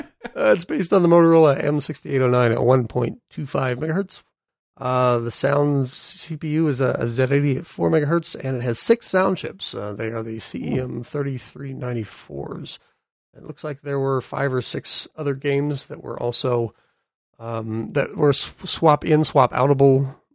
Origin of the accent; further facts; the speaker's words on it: United States; I'm American.